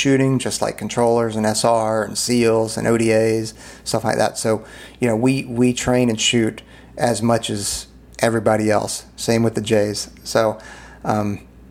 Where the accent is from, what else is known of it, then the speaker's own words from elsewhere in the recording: Southeast, United States; I grew up in the Southeast.